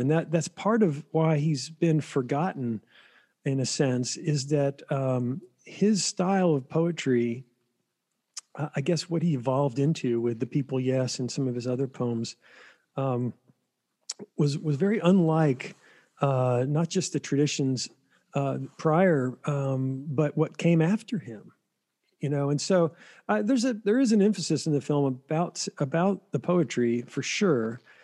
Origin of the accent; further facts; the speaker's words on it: Flat Rock, North Carolina, United States; I grew up in Flat Rock, North Carolina